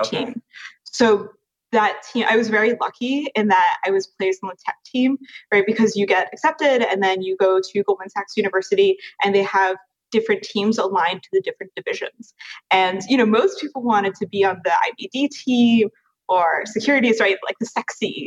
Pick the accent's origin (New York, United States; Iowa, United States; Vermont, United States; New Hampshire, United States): New York, United States; Westchester; also born or lived in London / Paris; in New York, I grew up in Westchester and went to the French American School